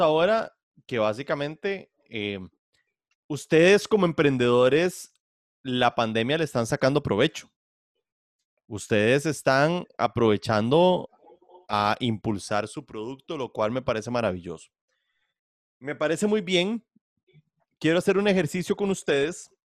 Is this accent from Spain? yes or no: no; Costa Rica; moved away; Yo soy simplemente un costarricense que viene el extranjero